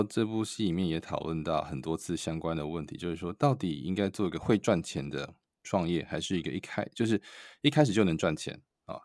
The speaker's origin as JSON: {"language": "Chinese", "country": "Taiwan", "also_born_or_lived": "Silicon Valley", "moved": "yes", "lives_now": "United States", "said": "对于我，台湾人来说"}